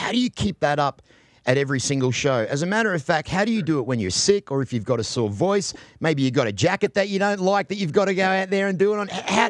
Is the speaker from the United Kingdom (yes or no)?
no; Australia; I am an Australian.